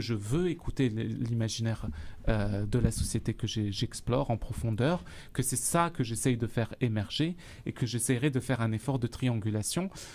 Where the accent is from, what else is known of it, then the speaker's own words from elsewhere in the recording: Algeria; now in Sherbrooke, Canada; je suis d'Algérie.